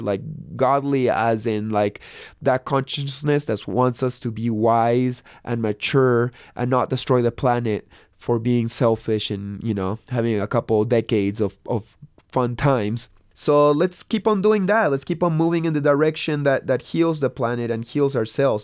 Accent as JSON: {"language": "English", "region": "Lima", "country": "Peru", "tie": "born or raised there", "also_born_or_lived": "Santa Cruz", "moved": "yes", "said": "I grew up in Lima, Peru"}